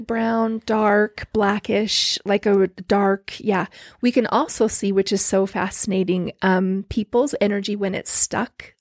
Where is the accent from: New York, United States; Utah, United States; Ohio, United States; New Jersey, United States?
Utah, United States; Orem; also born or lived in Lindon, Utah / American Fork, Utah / Highland, Utah / Pleasant Grove, Utah; I've grown up here. I grew up in Orem